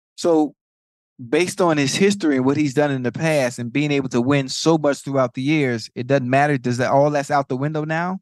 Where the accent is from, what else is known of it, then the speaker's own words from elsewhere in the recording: Miami, Florida, United States; I'm from, I'm from Liberty City, from Dade